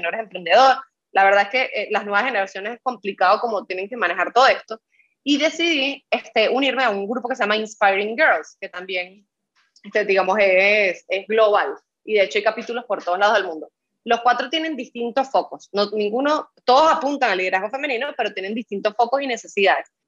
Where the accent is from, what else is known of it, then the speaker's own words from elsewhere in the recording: Venezuela; now in Dominican Republic; en mi país de origen, que es Venezuela